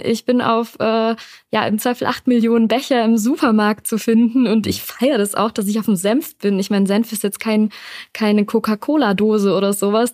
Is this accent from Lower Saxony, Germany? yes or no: no; Düsseldorf, North Rhine-Westphalia, Germany; ich bin ein Düsseldorfer Kind, ich komme aus NRW